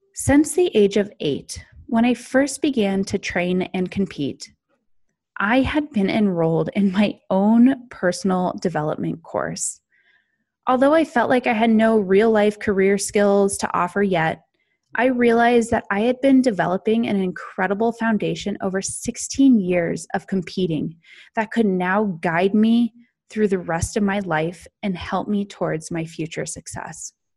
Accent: Snowmass Village, Colorado, United States; also born or lived in California; I was raised just outside of Aspen, Colorado, in another small mountain town called Snowmass Village

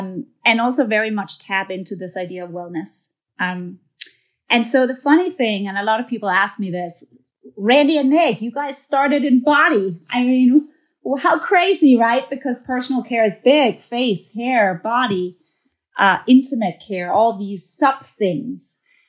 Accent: Denmark; moved away as an adult; now in New York, United States; I'm a Scandinavian girl. I'm from Denmark. And came here to the U.S. and worked for a long time in one of the big beauty companies.

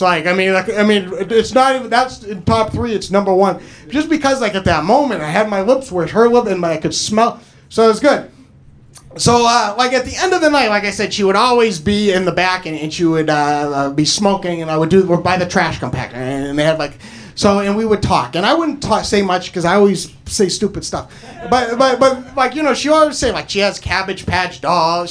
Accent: New Hampshire, United States; moved away; I'm originally from New Hampshire

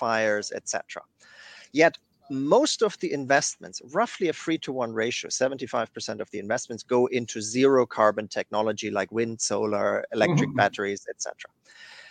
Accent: Germany; moved away; my home country of Germany

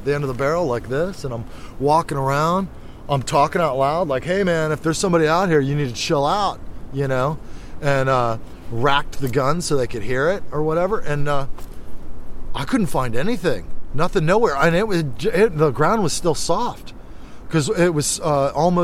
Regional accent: Orlando, Florida, United States; moved away; I'm from Orlando, Florida

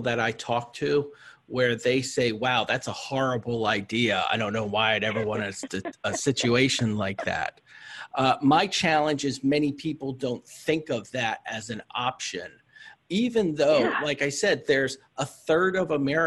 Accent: Pennsylvania, United States; my home state of Pennsylvania

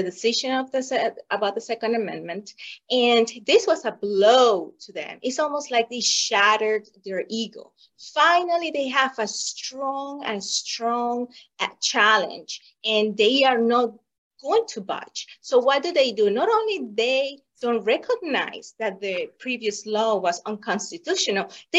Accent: Venezuela; moved away as an adult; now in United States; I was born in Venezuela, and I saw the Venezuela before Hugo Chavez

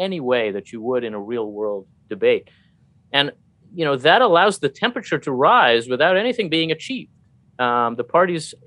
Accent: New Jersey, United States; now in Maryland, United States; a foreign-born Jewish PhD. I grew up in New Jersey and live in Maryland

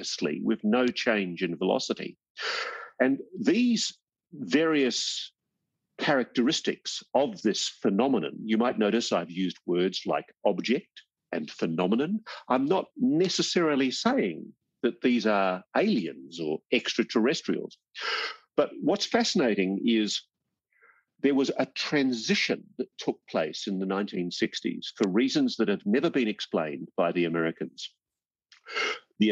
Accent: Australia; as an Australian journalist

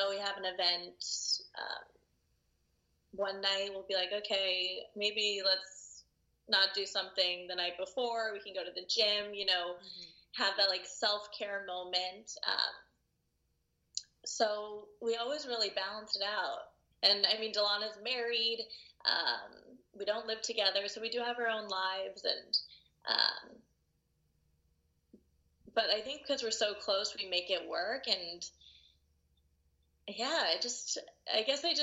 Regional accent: Los Angeles, California, United States; moved away; also born or lived in Santa Monica / New York; raised in the Valley, and like went to school out there

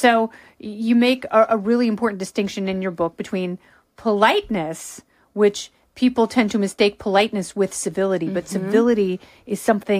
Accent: Indiana, United States; moved away; I grew up in Lake Life in Indiana

